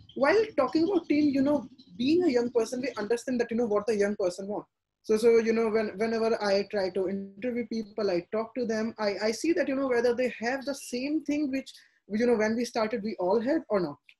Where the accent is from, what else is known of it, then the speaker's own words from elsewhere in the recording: India; they were kind of very skeptic you know as all indian parents